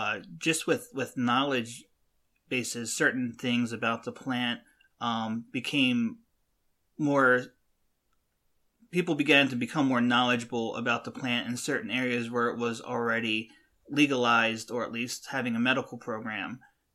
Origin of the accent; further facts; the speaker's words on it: West Coast, United States; I know more about the plant because I'm from the West Coast